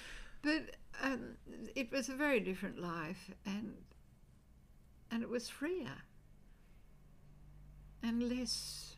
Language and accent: English; Sydney, New South Wales, Australia; Five Dock. But it was a very...